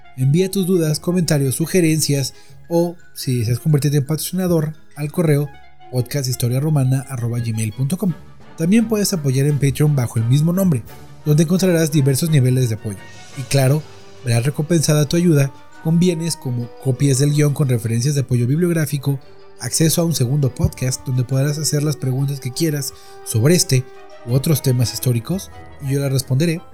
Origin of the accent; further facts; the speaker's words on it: Mexico; soy mexicano